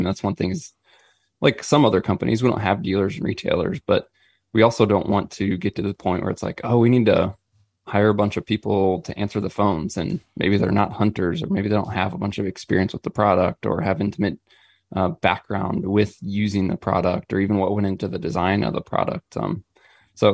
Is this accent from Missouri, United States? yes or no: yes; Missouri, United States; I'm born and raised in Missouri.